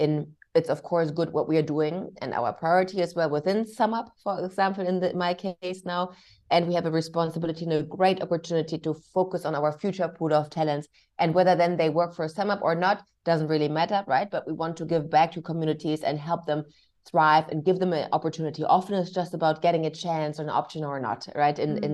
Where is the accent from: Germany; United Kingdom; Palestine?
Germany; English is a second language; And about myself, I was born and raised in Germany. However, I'm mixed race. My father was Indonesian Chinese.